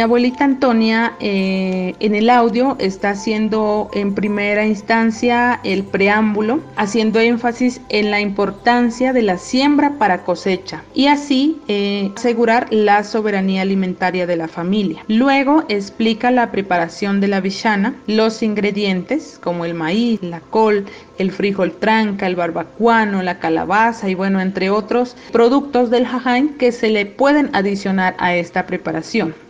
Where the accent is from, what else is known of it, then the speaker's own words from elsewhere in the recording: Sibundoy, Putumayo, Colombia; orgullosamente del pueblo indígena Canchavia del territorio ancestral Tabanoc en el municipio de Sibundoy.